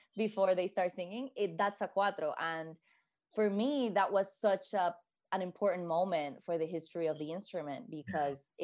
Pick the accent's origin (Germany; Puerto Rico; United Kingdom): Puerto Rico; now in Boston, United States; I am from originally from Puerto Rico, born and raised